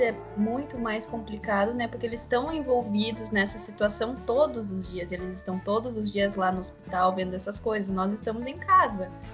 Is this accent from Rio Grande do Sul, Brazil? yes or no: yes; São Borja, Rio Grande do Sul, Brazil; eu sou de São Borja, é 180 quilômetros mais ou menos de Uruguaiana